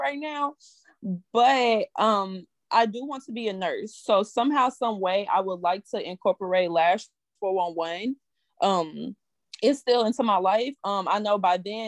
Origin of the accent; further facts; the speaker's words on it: St. Louis, Missouri, United States; now in Columbia, United States; I'm originally from St. Louis, Missouri